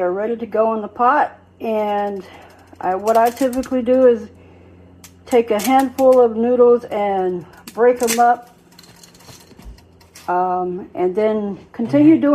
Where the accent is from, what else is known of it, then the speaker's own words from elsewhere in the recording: the South, United States; I'm from the South